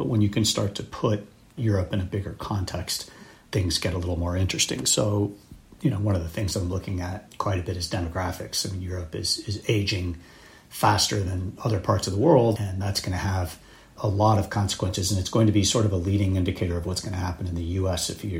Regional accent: Mexico City, Mexico; I was born and raised in Mexico City to American parents.

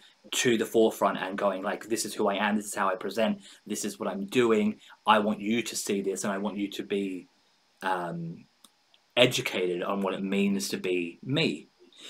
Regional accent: Australia; this is something as an Australian, and I think many Australians will feel that struggle, internal struggle, because we are a, as an Australian, we're a take the piss, have a laugh, kind of like that lad quote unquote culture.

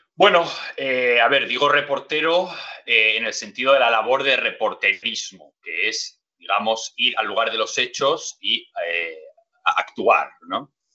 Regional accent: Gijón, Asturias, Spain; born or raised there

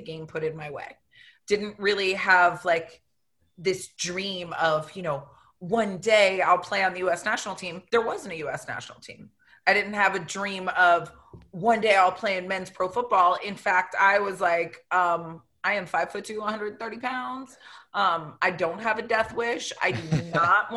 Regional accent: Vero Beach, Florida, United States; I grew up in Florida

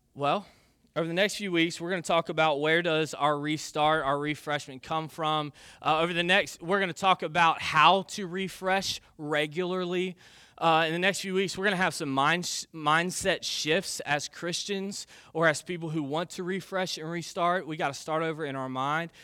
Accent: United States; I grew up in the United States of America

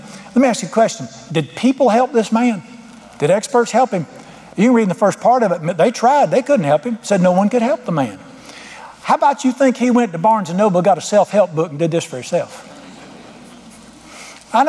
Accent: United States; being an American

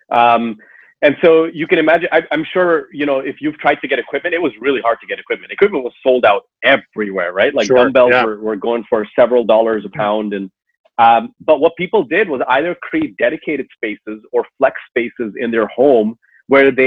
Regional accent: Toronto, Ontario, Canada; moved away as an adult; now in Seattle, United States; I grew up in Toronto, Canada, and then moved out west about a decade ago or so.

